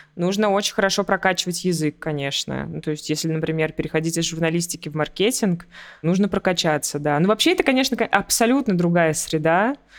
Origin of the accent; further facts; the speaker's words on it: Russia; moved away as an adult; now in Dubai, United Arab Emirates; я из России